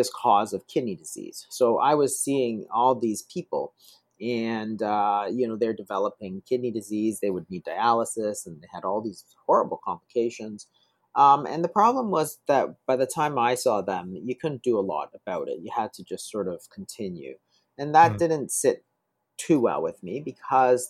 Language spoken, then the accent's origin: English; Toronto, Ontario, Canada; I grew up in Toronto.